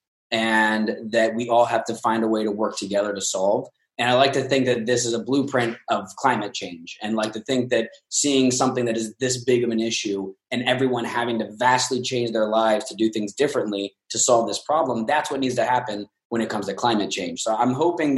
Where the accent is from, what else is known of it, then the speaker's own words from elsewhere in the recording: Northern Kentucky, United States; now in Los Angeles, United States; I'm from Northern Kentucky, just south of Cincinnati.